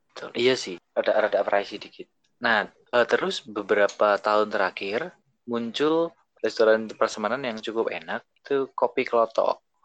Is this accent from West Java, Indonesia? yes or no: no; Semarang, Central Java, Indonesia; also born or lived in Yogyakarta; now in Jakarta, Indonesia; aku kan orang Semarang